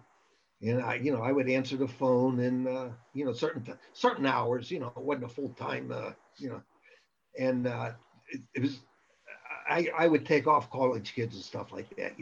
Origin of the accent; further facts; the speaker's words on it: Western Pennsylvania, United States; moved away; also born or lived in Las Vegas; I'm from Western Pennsylvania. And when I was growing up, the steel mills and the coal mines were going full blast